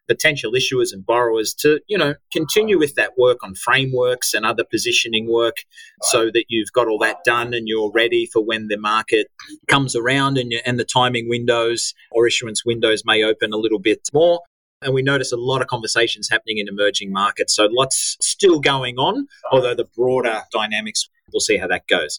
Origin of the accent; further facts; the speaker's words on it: Australia; accent: Aussie; my edgy Aussie accent